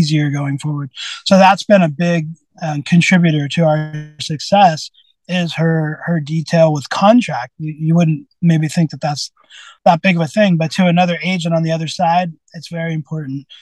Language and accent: English; Santa Rosa, California, United States; also born or lived in Sebastopol, United States / Windsor, United States; I grew up in Santa Rosa, and then part-time in Sebastopol